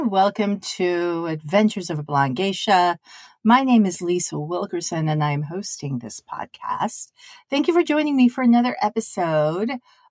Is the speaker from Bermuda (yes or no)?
no; Tokyo, Japan; October was always so fabulous for me growing up in Tokyo because, one, the weather was getting a little bit cooler.